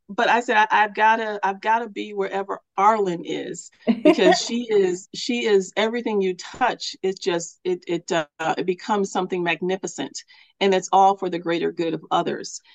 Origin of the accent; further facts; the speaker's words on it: Milwaukee, Wisconsin, United States; I'm here in my hometown of Milwaukee, Wisconsin